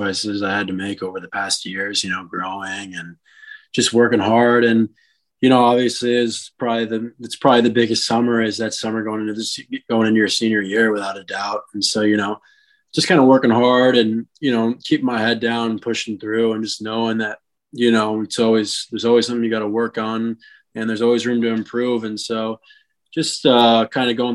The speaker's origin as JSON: {"language": "English", "region": "South Florida", "country": "United States", "said": "I'm from South Florida"}